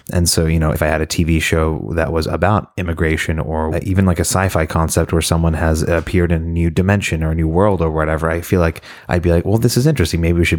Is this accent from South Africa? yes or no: no; Shepparton, Victoria, Australia; accent: Australian; Yeah, so I am originally from Australia, even though you might not hear it in my accent anymore. It's kind of disappeared, but it comes back when I'm around other Australians or I'm very drunk.